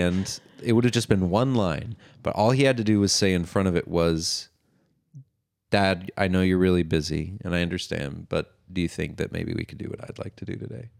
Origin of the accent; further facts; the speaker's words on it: Los Angeles, California, United States; which is where I was born